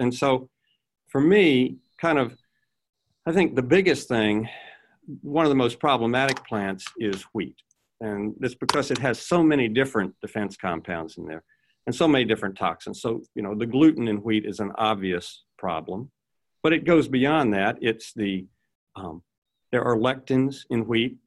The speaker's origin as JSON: {"language": "English", "region": "Virginia", "country": "United States", "tie": "born or raised there", "said": "I grew up in Virginia"}